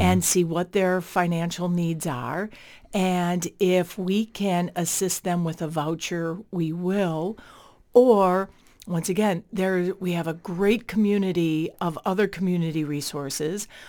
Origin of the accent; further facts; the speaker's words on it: Chicago, Illinois, United States; moved away as an adult; now in Winona, United States; I'm originally from Chicago